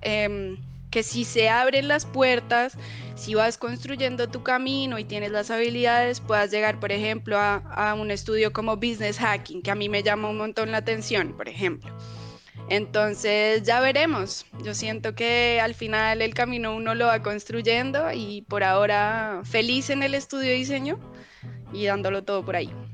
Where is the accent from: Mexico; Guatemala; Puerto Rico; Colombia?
Colombia; Bogotá; moved away as an adult; also born or lived in Cali, Colombia; now in Chile; yo nací en Bogotá, pero me fui a vivir muy, muy pequeñita a Cali. Em, así que viví en Cali hasta como los cuatro o cinco años, eh, que me volví a vivir a, a Bogotá